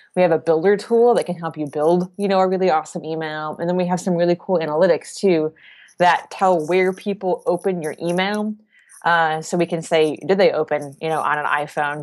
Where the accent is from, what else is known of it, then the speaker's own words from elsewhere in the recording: Indianapolis, Indiana, United States; moved away as an adult; now in Boston, United States; I grew up in the Midwest. I lived in Indiana for a really long time